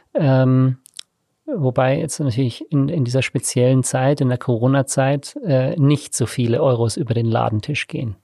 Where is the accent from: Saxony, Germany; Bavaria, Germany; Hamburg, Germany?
Bavaria, Germany; Tegernsee; also born or lived in South Africa / Innsbruck / Australia; now in Munich, Germany; Ich bin äh, vor 36 Jahren in Südafrika zur Welt gekommen. Ich bin am Tegernsee aufgewachsen, habe dort Abi gemacht